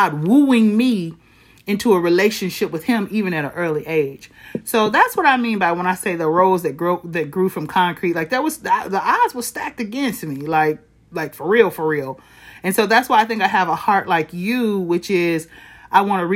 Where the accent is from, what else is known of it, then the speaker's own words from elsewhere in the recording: Flint, Michigan, United States; I was born and raised in Flint, Michigan